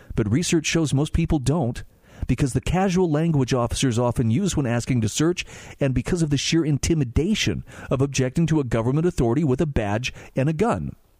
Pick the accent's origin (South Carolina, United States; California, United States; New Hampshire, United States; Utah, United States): Utah, United States; my home state of Utah